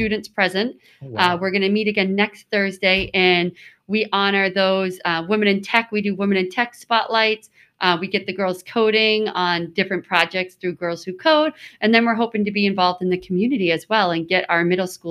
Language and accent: English; South Shore, Massachusetts, United States; I've always lived on the South Shore